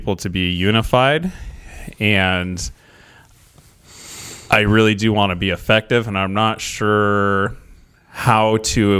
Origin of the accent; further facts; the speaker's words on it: Scio, United States; I grew up in Scio